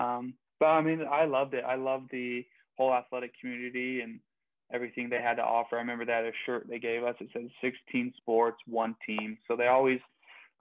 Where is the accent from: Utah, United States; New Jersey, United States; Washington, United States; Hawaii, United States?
Utah, United States; Utah Valley, United States; Utah Valley University, where my hometown, that's where I'm from.